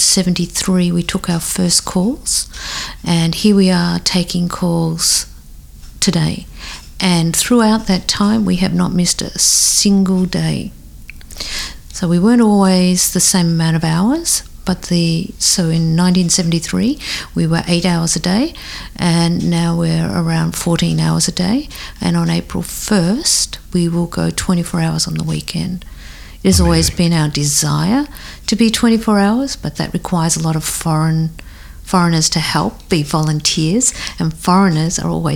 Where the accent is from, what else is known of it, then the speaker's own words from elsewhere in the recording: Australia; now in Japan; I'm from Australia